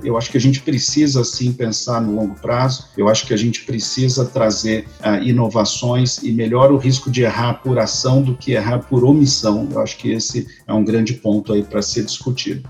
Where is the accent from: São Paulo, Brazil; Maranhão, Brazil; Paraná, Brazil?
São Paulo, Brazil; moved away as an adult; now in Brasília, Brazil; eu sou de São Paulo e já é, atuava na área uh, por 10 anos em São Paulo, quando me mudei para Brasília, há cerca de 10 anos